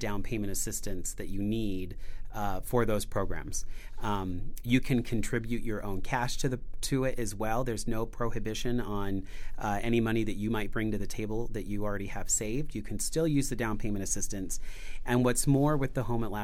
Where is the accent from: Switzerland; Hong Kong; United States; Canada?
United States; Gardnerville, Nevada; now in southern Nevada; I was born and raised in Gardnerville